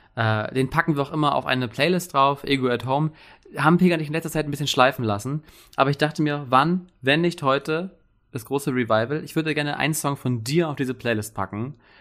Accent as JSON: {"language": "German", "town": "Wilhelmshaven", "region": "Lower Saxony", "country": "Germany", "said": "wir kommen beide aus Wilhelmshaven"}